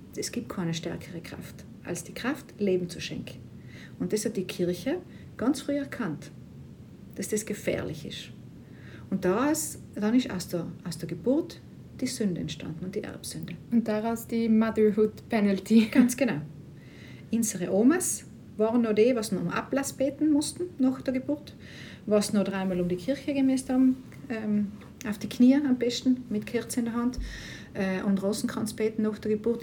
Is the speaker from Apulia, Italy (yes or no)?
no; South Tyrol, Trentino-Alto Adige, Italy; moved away as an adult; zurück in Südtirol, äh, natürlich ganz tolles Heimatgefühl wieder